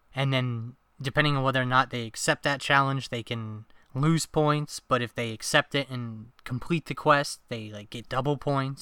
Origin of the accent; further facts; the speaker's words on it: New York, United States; moved away as an adult; now in New Hampshire, United States; I'm originally from New York